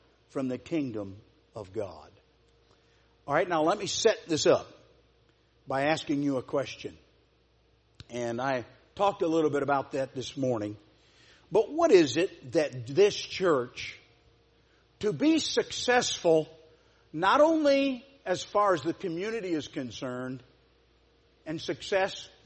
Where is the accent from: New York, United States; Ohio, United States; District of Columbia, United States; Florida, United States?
Ohio, United States; Celina; I'm from Salina